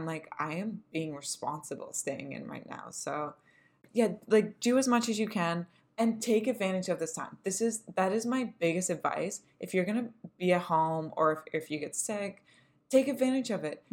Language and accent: English; Canada; we're millennials and we're Canadian